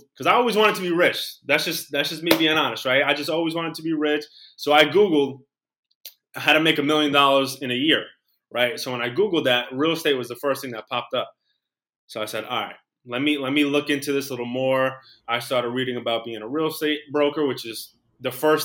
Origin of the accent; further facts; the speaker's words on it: New York City, New York, United States; I'm from Queens, New York. I'm still here. I was born here.